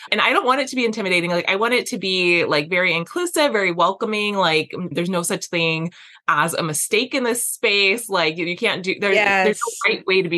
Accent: Las Vegas, Nevada, United States; I grew up in Las Vegas

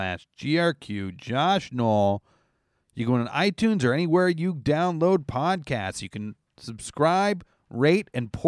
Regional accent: Canada; Pretty much. I'm Canadian.

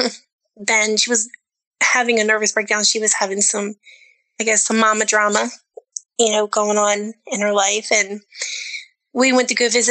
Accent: Maryland, United States; I grew up in Maryland

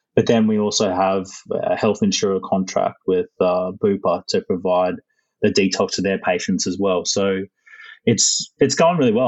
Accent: Caloundra, Queensland, Australia; where I grew up is in Caloundra in Queensland, um, up in the north of Australia

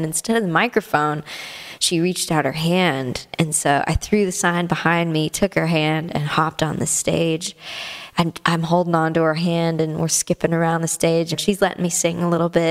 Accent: Canada; moved away as an adult; now in Nashville, United States; as a Canadian

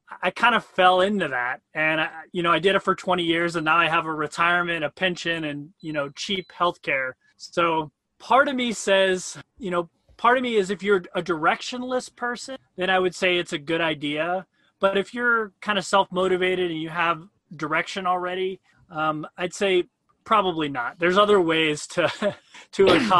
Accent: St. Louis, Missouri, United States; moved away as an adult; also born or lived in Hawaii / Italy; I grew up in St. Louis, Missouri. Typical Midwest story

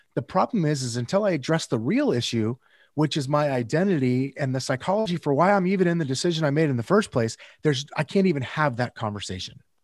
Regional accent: Northern California, United States; I'm from Northern California originally

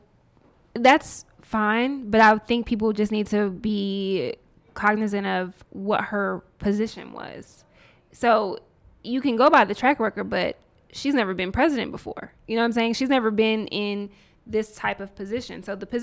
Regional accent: Nashville, Tennessee, United States; I grew up in the South, in Nashville. There were things I was not exposed to until I got to Howard.

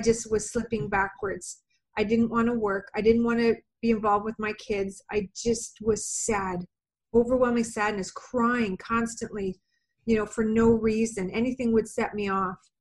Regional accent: Canada; I am from Canada

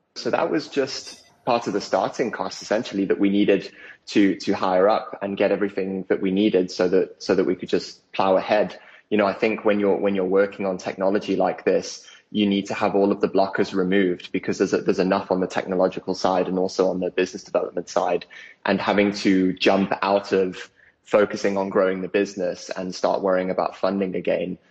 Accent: South Africa; also born or lived in United Kingdom; The family the family started out there before they moved over to the UK, which is where where I was born, and then I grew up in South Africa

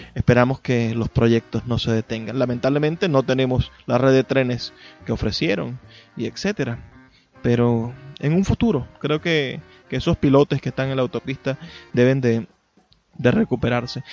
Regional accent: Venezuela

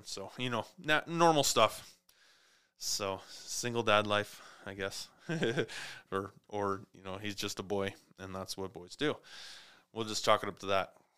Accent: Clarkston, Washington, United States; also born or lived in Montana; now in Spokane, United States; my hometown, Clarkston, Washington

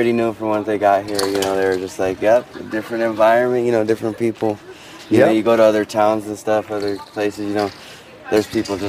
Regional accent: Denver, Colorado, United States; I'm from Denver, Colorado.

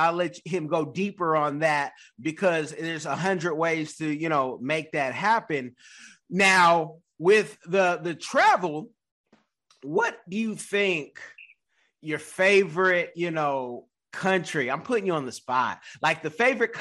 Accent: Oakland, California, United States; I'm from California, Oakland, Bay Area.

